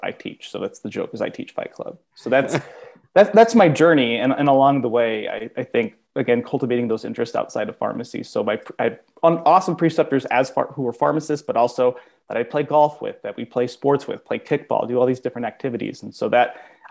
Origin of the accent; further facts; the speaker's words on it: Tucson, Arizona, United States; also born or lived in South Carolina; I'm originally from Tucson